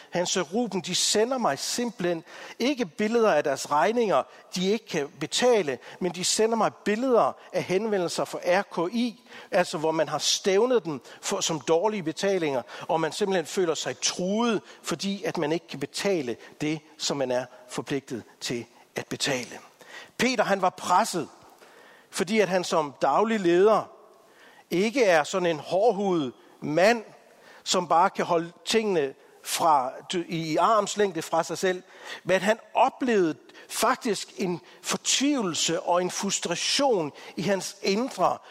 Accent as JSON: {"language": "Danish", "country": "Denmark", "said": "som danskere"}